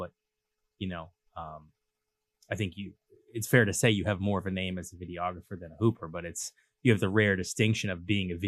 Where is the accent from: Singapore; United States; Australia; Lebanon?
United States; Cambridge, Massachusetts; also born or lived in Southborough; I'm a city kid. I grew up in Cambridge